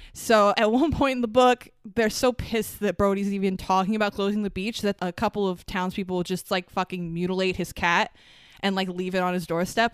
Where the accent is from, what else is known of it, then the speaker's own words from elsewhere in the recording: Long Island, New York, United States; we're from Long Island